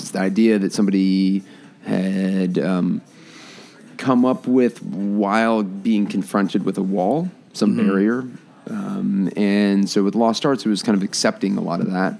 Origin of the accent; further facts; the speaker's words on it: East Coast, United States; now in Chicago, United States; I grew up on the East Coast.